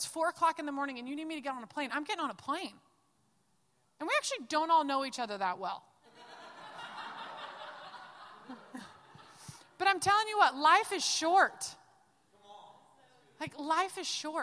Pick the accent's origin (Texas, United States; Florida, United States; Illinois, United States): Texas, United States; Dallas; I'm from Dallas